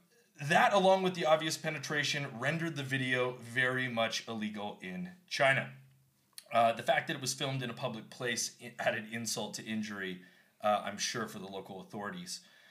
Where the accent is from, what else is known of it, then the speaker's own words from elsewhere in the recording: Canada; I'm from Canada.